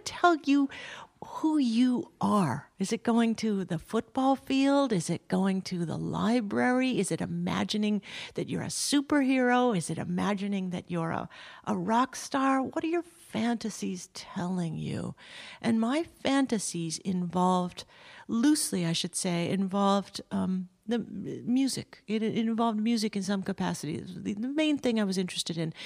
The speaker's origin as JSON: {"language": "English", "region": "Southern California", "country": "United States", "tie": "born or raised there", "said": "I grew up in Southern California."}